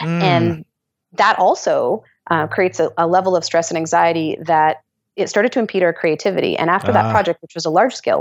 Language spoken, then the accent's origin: English; Canada; as a Canadian